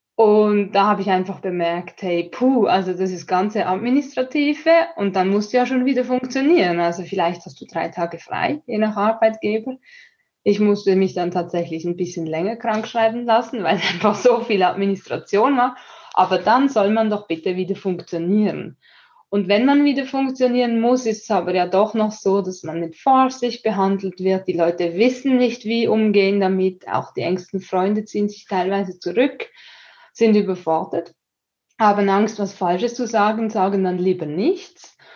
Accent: Switzerland; für mich als Schweizerin

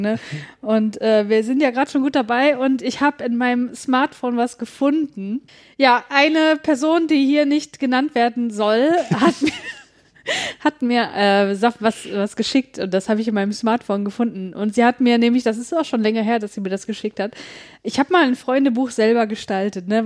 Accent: North Rhine-Westphalia, Germany; ich komme ja aus Nordrhein-Westfalen

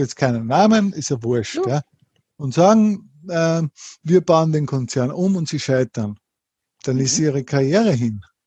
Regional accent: Linz, Upper Austria, Austria; ich komme aus Linz, in mhm. Oberösterreich, wir haben hier ein Unternehmen

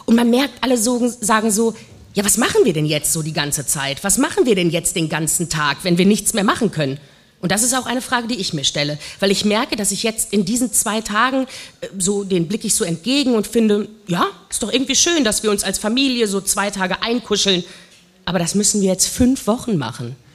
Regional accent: North Rhine-Westphalia, Germany; Ich komme aus dem Ruhrgebiet ursprünglich.

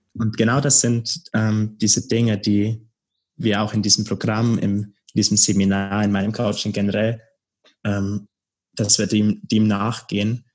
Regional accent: Bavaria, Germany; moved away as an adult; now in Berlin, Germany; in Bayern, in meiner Heimat

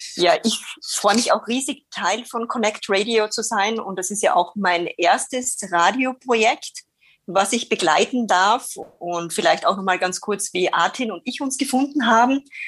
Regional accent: Austria; accent: Austrian; moved away as an adult; also born or lived in Bremen, Germany; now in Nuremberg, Germany; wie man es vielleicht von meinem Dialekt noch hören kann, ich bin keine gebürtige Deutsche, sondern komme aus Österreich, aber lebe mittlerweile neun Jahre in Deutschland

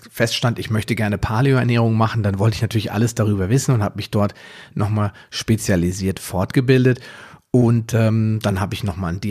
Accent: Biedenkopf, Hesse, Germany; now in Wetteraukreis, Germany; Ich bin 42 Jahre alt, also noch knackig und jung. Ich komme aus dem Wetteraukreis, zumindest lebe ich dort zurzeit. Ursprünglich komme ich mal aus Biedenkopf.

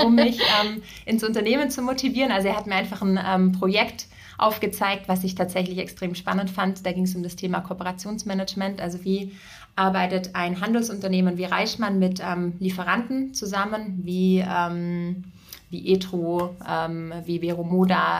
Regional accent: Ravensburg, Baden-Württemberg, Germany; moved away as an adult; also born or lived in Berlin; Ich komme aus Süddeutschland, äh, bin in ein Familienunternehmen hineingeboren worden. Wir haben äh, Mode- und Sporthäuser in Ravensburg

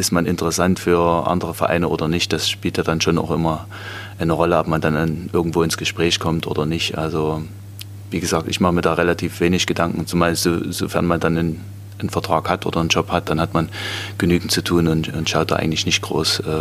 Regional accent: Großboden, Germany; Also ich habe dann angefangen ähm, in Großboden, wo ich aufgewachsen bin.

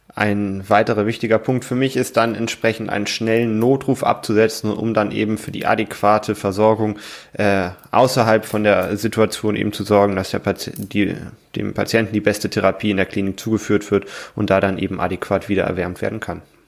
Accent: Germany; bei uns in Deutschland

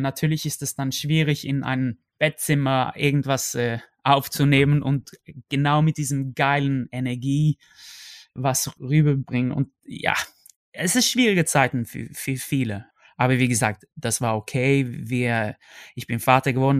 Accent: Sweden; German is a second language; moved away as an adult; now in Germany

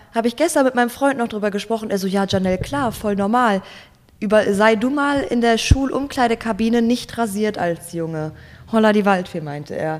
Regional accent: Gelsenkirchen, North Rhine-Westphalia, Germany; moved away as an adult; now in Berlin, Germany; geboren und aufgewachsen in Gelsenkirchen, Nordrhein-Westfalen

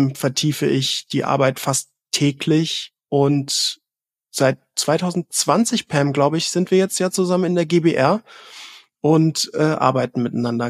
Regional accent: Southern Germany, Germany; ich bin ähm, tatsächlich im Süden von Deutschland geboren

